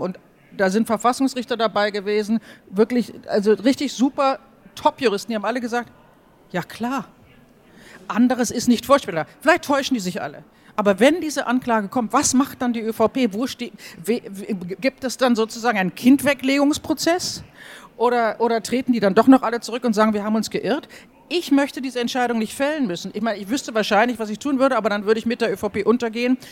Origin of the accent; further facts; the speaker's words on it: Germany; now in Austria; als Deutsche